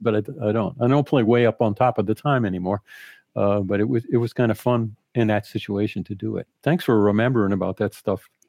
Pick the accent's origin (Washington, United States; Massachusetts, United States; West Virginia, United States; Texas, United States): Massachusetts, United States; Boston; moved away; also born or lived in Rochester / New York; I'm from Boston, so I went home to my parents